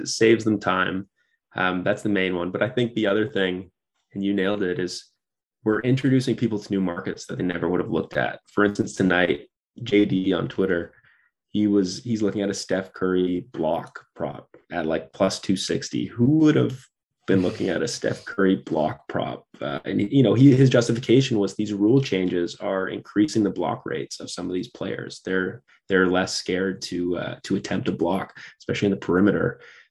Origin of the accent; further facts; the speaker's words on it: Canada; Yeah, I mean, when I'm being Canadian, I grew up on hockey, you know, playing that from 5 years old.